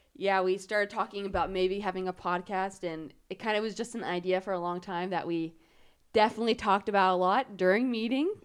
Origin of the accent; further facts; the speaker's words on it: Wichita, Kansas, United States; I'm from Wichita. Um, I lived here my whole entire life.